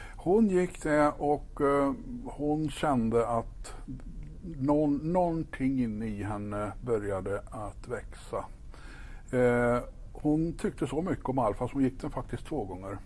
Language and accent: Swedish; Ekshärad, Värmland, Sweden; moved away; also born or lived in Stockholm / Kil; jag är född och uppvuxen uppe i Ekshärad, eh, norra Värmland